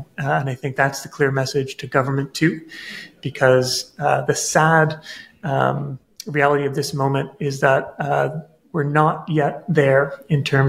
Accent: Nova Scotia, Canada; I grew up in Nova Scotia, where there are tidal rivers

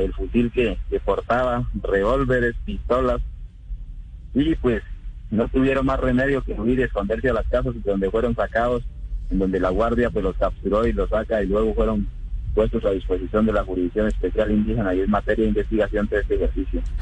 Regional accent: Cauca, Colombia

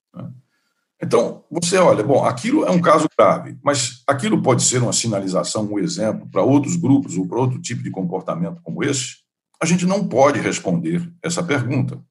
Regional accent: Brazil; como brasileiro

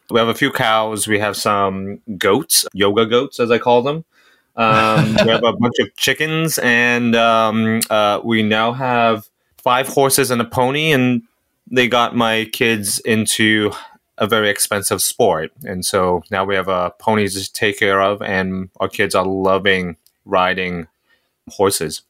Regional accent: Hong Kong; moved away as an adult; also born or lived in Singapore; now in United States; So I'm from Singapore. Uh, I grew up in Hong Kong. I came to the U S for college or university

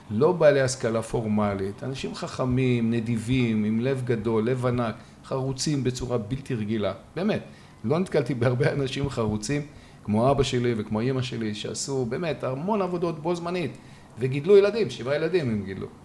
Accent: Israel; born there; רציתי לשלב יותר, אני נולדתי כאן.

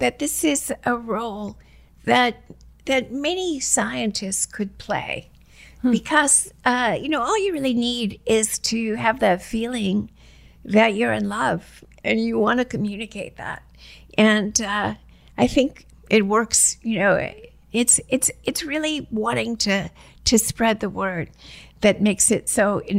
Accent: New York City, New York, United States; I grew up in Queens

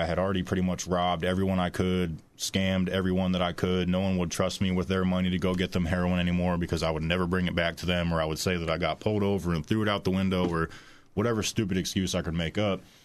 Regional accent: Warsaw, Indiana, United States; I'm from Warsaw, Indiana, so, you know, forty-five minutes away from here. I also grew up in a very healthy, loving two, two-parent home

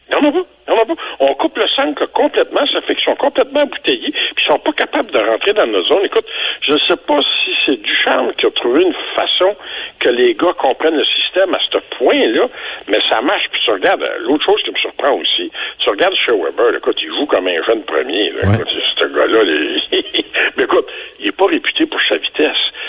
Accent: Quebec, Canada; on est Canadien et Québécois.

